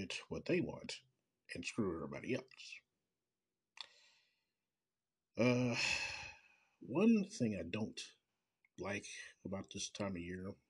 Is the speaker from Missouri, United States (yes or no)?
yes; Kansas City, Missouri, United States; from Kansas City, Missouri, my hometown.